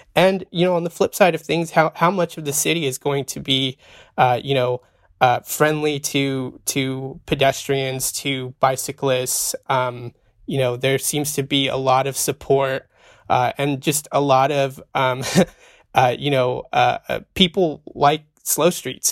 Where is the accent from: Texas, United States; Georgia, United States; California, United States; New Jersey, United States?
California, United States; Central Valley; also born or lived in Arizona; I was born in the Central Valley, raised in the Central Valley